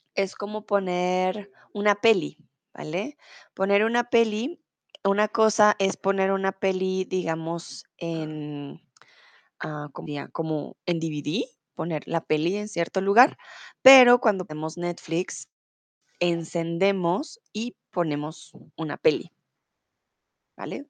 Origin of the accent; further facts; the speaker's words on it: Bogotá, Colombia; soy de Colombia, de Bogotá